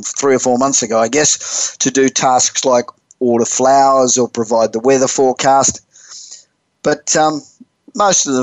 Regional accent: Australia; moved away as an adult; now in California, United States; I'm originally Australian. I've been in America I've lived in California for 30 years, but originally Australian.

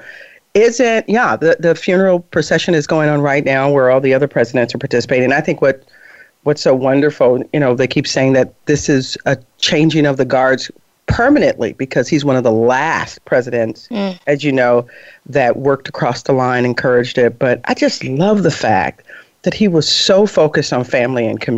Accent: Harvey, Illinois, United States; when we grew up in Harvey, it had gone already through its peaks and lows.

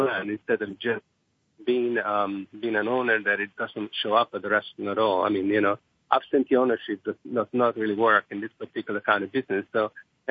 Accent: Italy; moved away as an adult; also born or lived in Rome / Monte Carlo / Brooklyn, New York; now in United States; I grew up in Italy, and basically our house was like a small restaurant because we basically cooked for everybody.

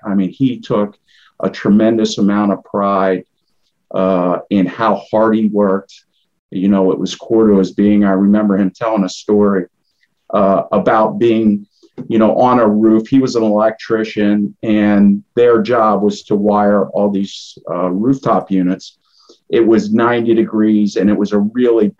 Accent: Lemoyne, Pennsylvania, United States; I grew up in Limoin, Pennsylvania, which is a suburb of Harrisburg

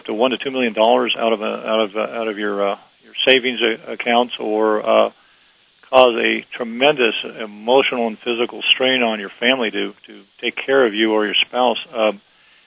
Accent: Los Angeles, California, United States; I was born and raised in Los Angeles

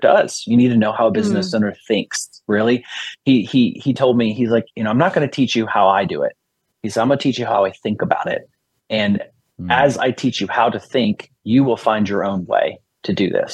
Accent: Bowie, Maryland, United States; my hometown of Bowie, Maryland.

